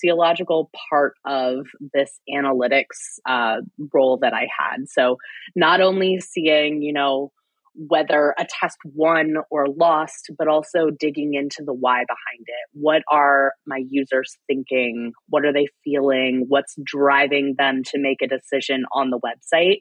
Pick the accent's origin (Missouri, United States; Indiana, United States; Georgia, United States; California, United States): Indiana, United States; Fort Wayne; moved away as an adult; I'm from Fort Wayne, Indiana. I actually just recently moved back